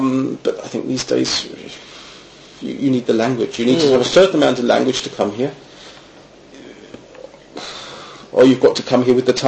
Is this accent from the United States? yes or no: no; United Kingdom; moved away as an adult; now in Germany; if you're coming from the UK, obviously me living so close to the coast